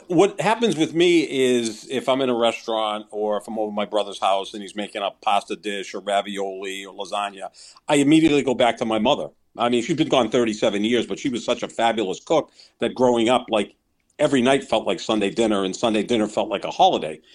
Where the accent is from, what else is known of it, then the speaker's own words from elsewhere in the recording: Somerville, Massachusetts, United States; Steve's, which was in Somerville, my hometown